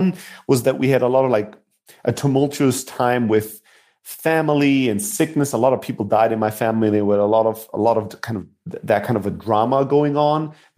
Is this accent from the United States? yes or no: no; Germany; So, yeah, so I grew up in Germany, immigrant factory worker family.